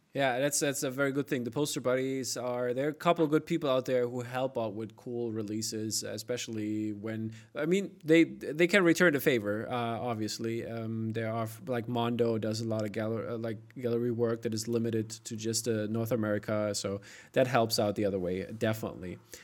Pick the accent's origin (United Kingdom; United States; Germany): Germany; I'm from East Germany